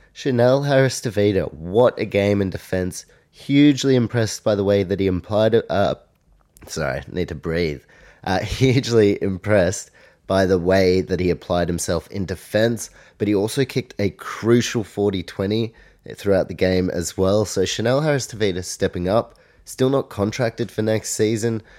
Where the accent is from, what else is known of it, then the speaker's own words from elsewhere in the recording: New Zealand; I'm from New Zealand